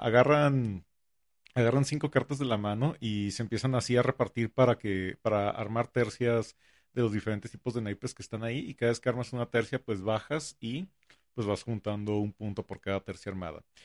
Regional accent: northern Mexico, Mexico; a mí como, como norteño

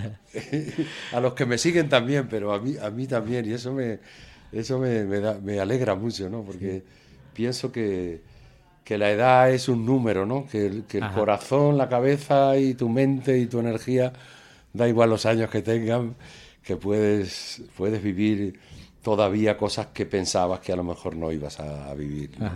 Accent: Extremadura, Spain; now in Madrid, Spain; como extremeño y como músico

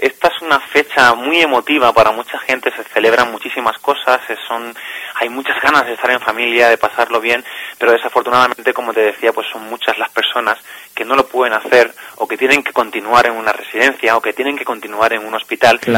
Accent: Cádiz, Andalusia, Spain; moved away as an adult; now in Alicante, Spain; nací en Cádiz hace ya unos añitos

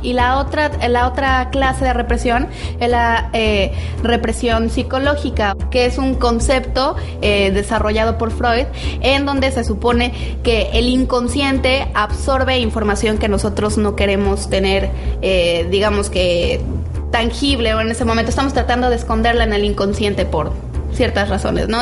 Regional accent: Mexico; somos más mexicanos

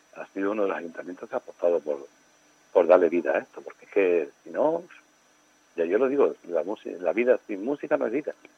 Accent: Canary Islands, Spain

